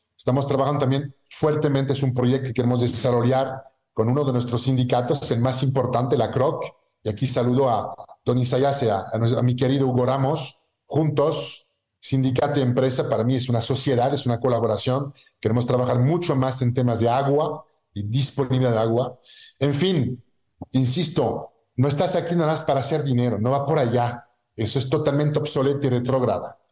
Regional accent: southwest France, France; moved away as an adult; now in Mexico; soy francés, este, nací en el sur oeste, en un pueblito de Francia

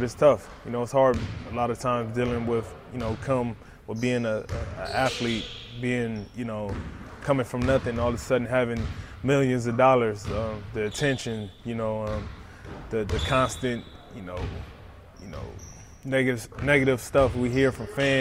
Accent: Compton, California, United States; being a kid growing up in Compton

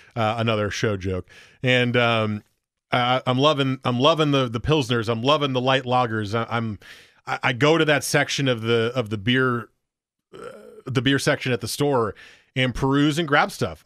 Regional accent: Portland, Oregon, United States; I'm from Portland, Oregon. I'm just here visiting

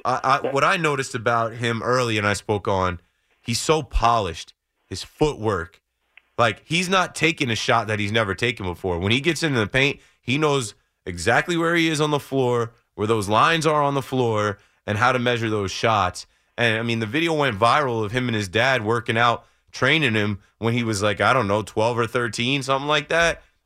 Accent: New Jersey, United States; I'm from Jersey

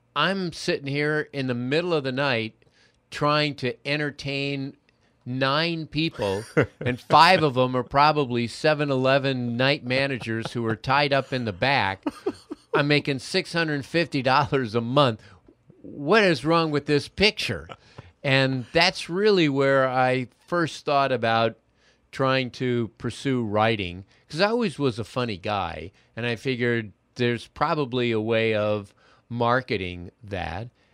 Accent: Los Angeles, California, United States; I grew up in the Valley in, uh, the sixties

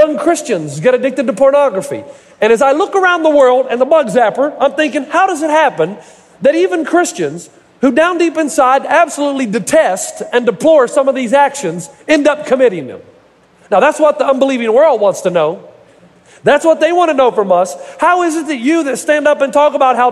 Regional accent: United States; the Kingsport Mets, which is just adjacent to my hometown

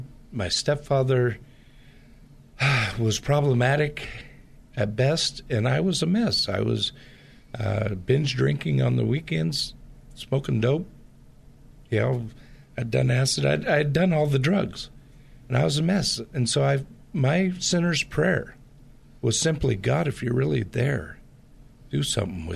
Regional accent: Portland, Pacific Northwest, United States; I grew up in the Pacific Northwest, which has a lot of the same type of culture in the Portland area as the Bay Area does.

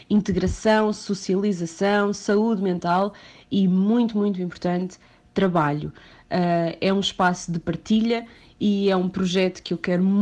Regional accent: Santarém, Santarém District, Portugal; moved away; a cidade onde eu cresci, onde eu passei a minha adolescência, em Santarém

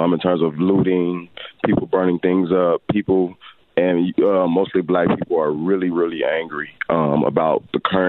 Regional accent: Little Rock, Arkansas, United States; also born or lived in West Africa; I am born and raised on Wolf Street, the street that got a lot of attention in the 90s for the gangbang on Little Rock scene

